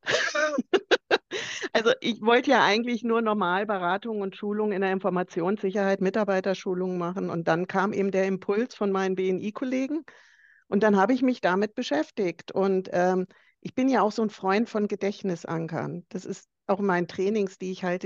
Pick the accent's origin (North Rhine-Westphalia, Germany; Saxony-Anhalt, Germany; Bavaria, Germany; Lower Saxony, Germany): Bavaria, Germany; ich komme ja aus Bayern